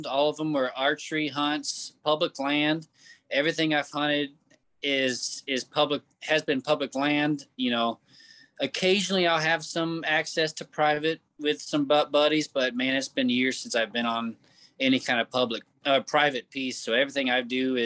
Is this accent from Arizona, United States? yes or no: no; Kansas City, Missouri, United States; I'm from Kansas City, Missouri.